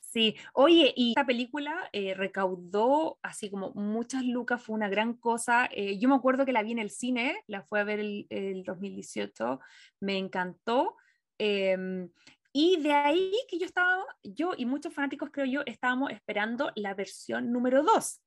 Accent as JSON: {"language": "Spanish", "country": "Chile", "tie": "born or raised there", "moved": "yes", "lives_now": "United States", "said": "como chilena quiero que me identifiquen eh, por el lugar donde nací y por la nacionalidad que tengo"}